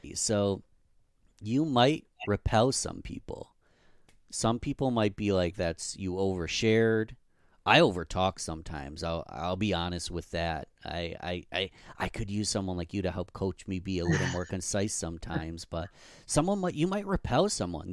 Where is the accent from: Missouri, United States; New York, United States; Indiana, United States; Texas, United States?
New York, United States; Rochester; my hometown, Rochester, New York